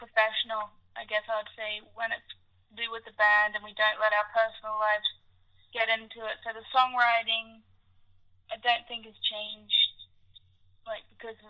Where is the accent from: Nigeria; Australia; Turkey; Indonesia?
Indonesia; also born or lived in Africa; Well, I grew up in Africa and Indonesia, so I was always kind of immersed in, like, a low-income environment.